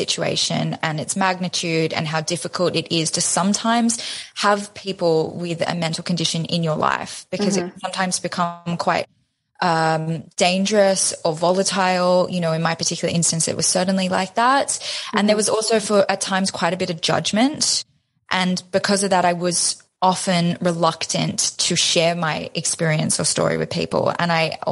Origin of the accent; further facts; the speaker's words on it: Australia; We're both Australian.